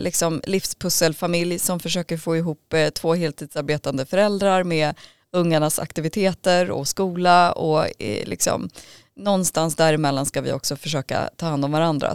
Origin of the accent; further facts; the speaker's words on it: Vallentuna, Stockholm County, Sweden; kom till Sverige som fyraåring med min familj och vi fick då komma till Vallentuna och blev placerade där och så småningom så, så växte vi upp